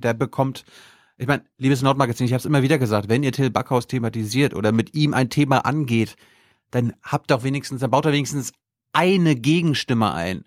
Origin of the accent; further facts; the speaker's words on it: Mecklenburg-Vorpommern, Germany; moved away; in meiner Heimat